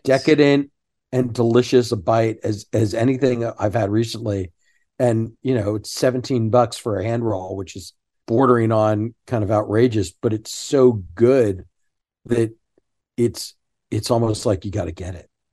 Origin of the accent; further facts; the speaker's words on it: Sugar Land, Texas, United States; I grew up in Sugarland, not far from the fountains